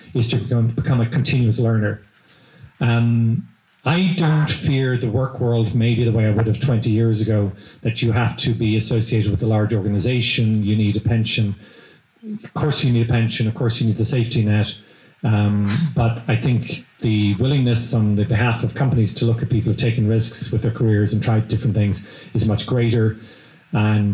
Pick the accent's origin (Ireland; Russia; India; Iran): Ireland; accent: Irish; now in Lexington, United States